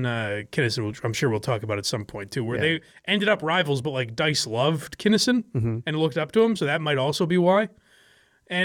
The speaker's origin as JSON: {"language": "English", "region": "Wisconsin", "country": "United States", "accent": "Midwestern", "said": "I'm from Wisconsin. I guess is the idea of it is that it's like a Midwestern accent."}